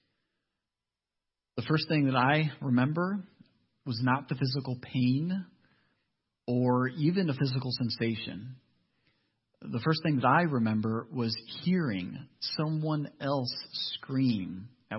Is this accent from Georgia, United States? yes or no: no; Ohio, United States; I'm actually from Ohio